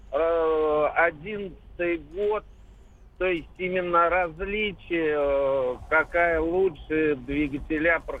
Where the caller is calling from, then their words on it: Saratov, Saratov Oblast, Russia; Добрый день, я звоню из Саратова.